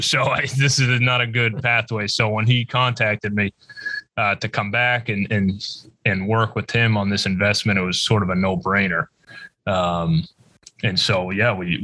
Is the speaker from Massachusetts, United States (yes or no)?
yes; Massachusetts, United States; we're both from Massachusetts, we grew up together